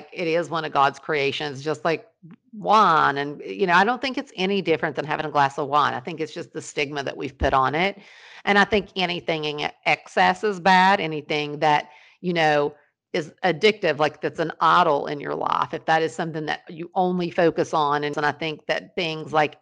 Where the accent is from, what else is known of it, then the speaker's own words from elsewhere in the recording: Ashland, Kentucky, United States; I was born in Ashland, Kentucky